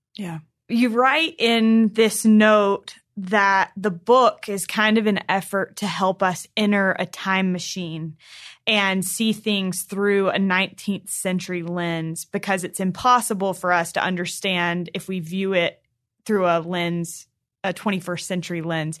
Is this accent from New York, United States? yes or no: no; North Carolina, United States; When I was younger, I grew up in North Carolina